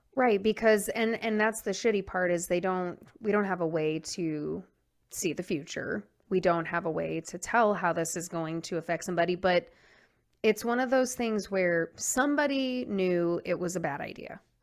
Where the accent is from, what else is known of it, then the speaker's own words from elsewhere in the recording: New Jersey, United States; My hometown is a Superfund